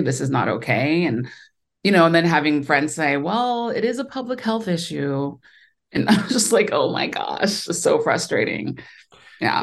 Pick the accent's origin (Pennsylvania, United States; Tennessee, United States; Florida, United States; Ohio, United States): Ohio, United States; moved away as an adult; also born or lived in New York; now in Los Angeles, United States; I grew up in Ohio, so I'm a Midwestern